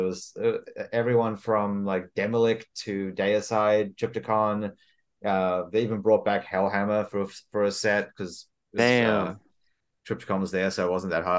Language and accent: English; Australia; now in San Diego, United States; I live in San Diego, but I moved here from Australia.